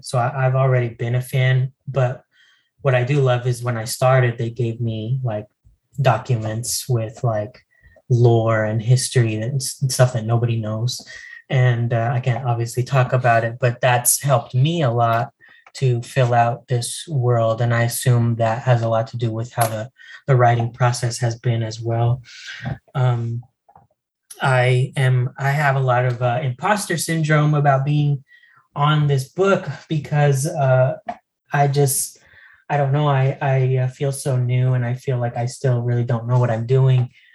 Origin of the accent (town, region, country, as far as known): El Paso, Texas, United States; born or raised there; also born or lived in Las Cruces, New Mexico